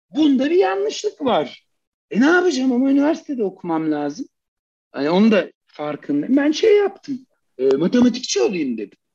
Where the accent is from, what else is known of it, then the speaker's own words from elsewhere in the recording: Turkey; erkeksiz bir yerde Türkiye gibi bir toplumda büyümek